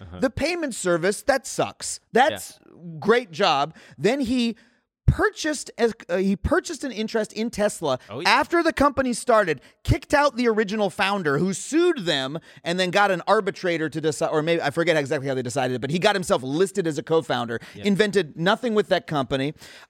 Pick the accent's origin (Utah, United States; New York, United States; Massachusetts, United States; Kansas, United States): New York, United States; New York City; I grew up in New York and I love New York City.